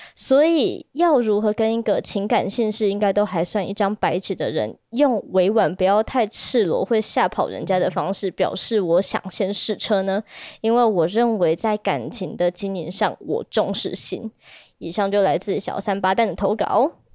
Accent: Taipei, Taiwan; 我是台北人

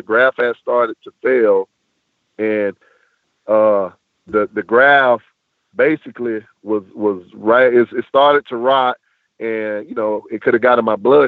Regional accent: Hawthorne, Florida, United States; also born or lived in Pahokee; my third year coaching girls basketball in my hometown

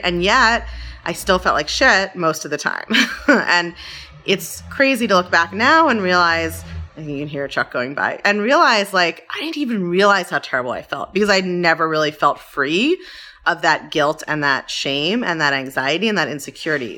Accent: Baltimore, Maryland, United States; I grew up in Baltimore

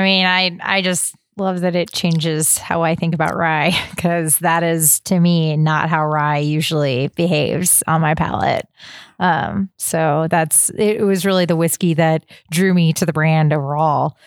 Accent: Texas, United States; growing up in Texas

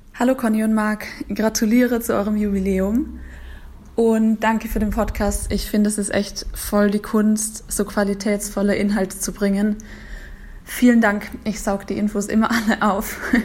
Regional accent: Austria; now in Carinthia, Austria; Als Österreicherin

